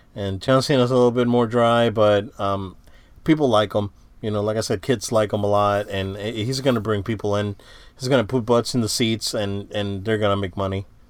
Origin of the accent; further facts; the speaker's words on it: Central Florida, United States; we're from the Central Florida area